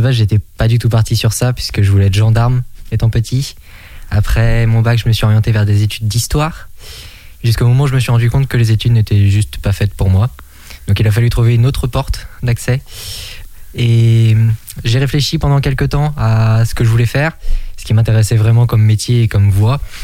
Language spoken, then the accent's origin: French; Étriché, Pays de la Loire, France; dans mon village natal, donc qui est Étriché situé dans le nord Maine-et-Loire